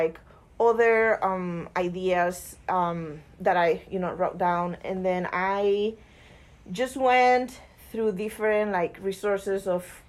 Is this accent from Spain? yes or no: yes; Spain; moved away as an adult; now in United States; I'm from Spain